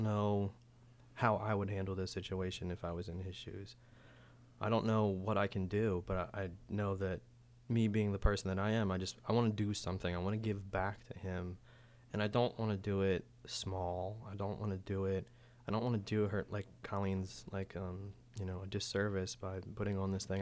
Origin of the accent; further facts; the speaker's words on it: Silver Spring, Maryland, United States; also born or lived in Boonsboro, Maryland / Keedysville, Maryland; I'm originally from Silver Spring